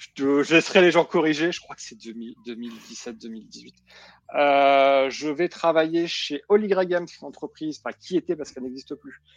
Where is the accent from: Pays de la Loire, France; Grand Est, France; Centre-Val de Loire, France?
Grand Est, France; Nancy; moved away; Quand tu grandis à Nancy, l'Alsace, c'est là où tu vas en vacances.